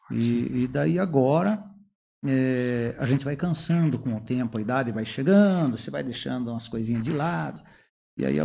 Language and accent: Portuguese; Palmas, Paraná, Brazil; now in Curitiba, Brazil; interior do Paraná, aqui de Palmas, mas já estou na região aqui de Curitiba aqui há quase 50 anos. Então já sou curitibano.